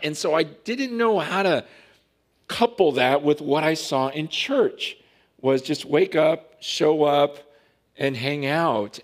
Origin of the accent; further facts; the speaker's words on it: Stockton, California, United States; I grew up in Stockton